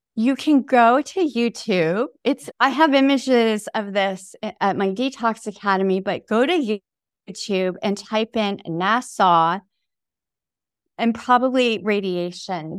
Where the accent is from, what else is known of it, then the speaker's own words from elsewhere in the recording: upstate New York, United States; also born or lived in Taipei, Taiwan; we moved to upstate New York when I was nine months old